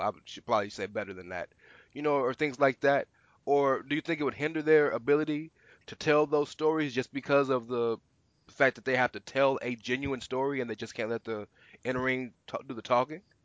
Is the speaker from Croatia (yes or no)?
no; Houston, Texas, United States; I'm from the South, and he, I'm from Houston, Texas